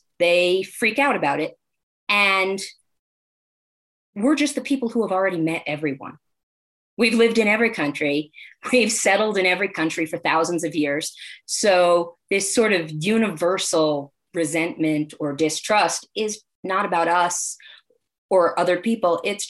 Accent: United States; where am I from? I was born here. I'm American.

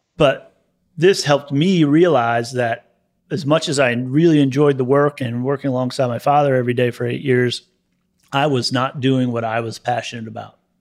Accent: Gaithersburg, Maryland, United States; also born or lived in Hutchinson, Kansas; now in Savannah, United States; I was born in Hutchison, Kansas, and, uh, raised in Gaithersburg, Maryland.

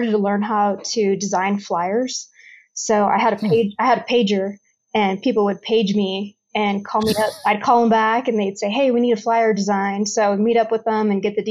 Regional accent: Los Angeles, California, United States; now in Colorado, United States; I was born in California and grew up in a town in Los Angeles that was pretty much kind of a Mexican gang neighborhood

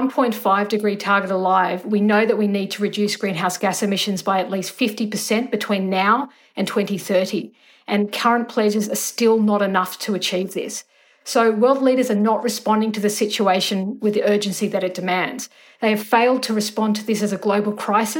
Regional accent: Australia; as an Australian citizen

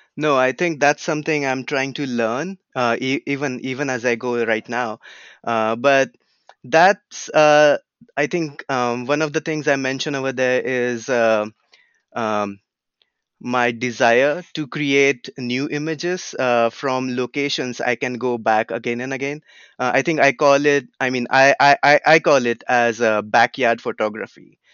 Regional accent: Pune, Maharashtra, India; also born or lived in California; now in United States; where I grew up in India, it's a city called Pune

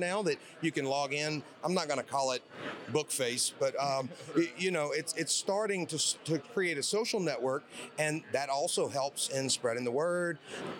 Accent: Bossier City, Louisiana, United States; also born or lived in Shreveport, Louisiana; I'm from Bossier City, Louisiana

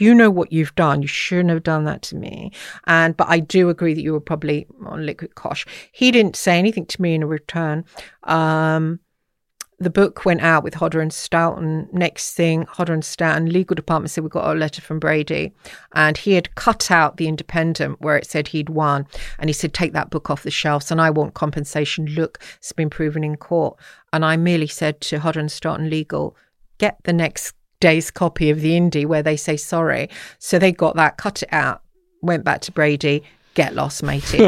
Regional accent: England, United Kingdom; also born or lived in Dublin; I'm English

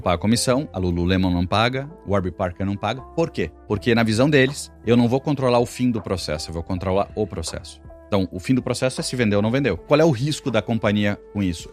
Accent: interior of Rio Grande do Sul, Brazil; Eu venho do interior do Rio Grande do Sul

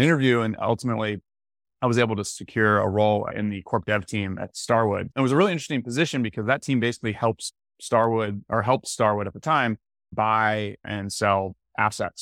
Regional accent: Tallahassee, Florida, United States; I'm from Florida, from Tallahassee, Florida originally.

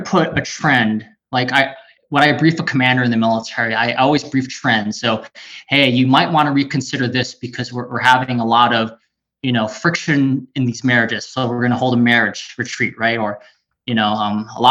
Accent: California, United States; also born or lived in Waikele, Oahu, Hawaii; now in Central Oregon, United States; in third grade, me and my family moved to California, and it was completely different.

